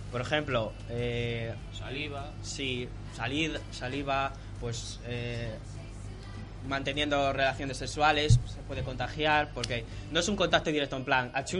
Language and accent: Spanish; Spain